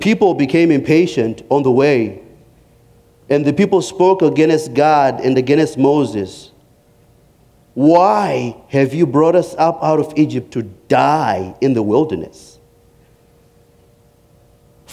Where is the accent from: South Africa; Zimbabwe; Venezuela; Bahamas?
Zimbabwe; moved away as an adult; growing up in Africa